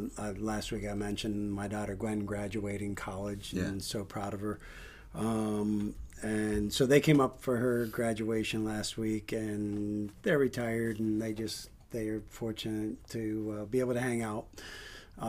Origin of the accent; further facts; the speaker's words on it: Northeast Ohio, United States; moved away; my hometown where I grew up in Northeast Ohio.